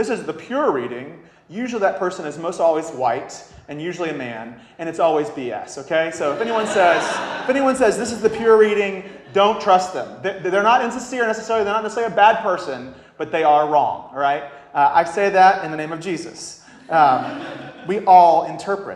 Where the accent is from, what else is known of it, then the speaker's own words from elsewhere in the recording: the South, United States; I'm from the South